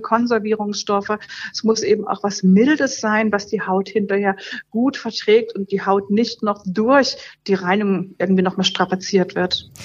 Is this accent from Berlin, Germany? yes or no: yes; Berlin, Germany; ich komme aus Berlin und wir haben in Berlin, gerade wo ich wohne, ein sehr, sehr hartes Leitungswasser.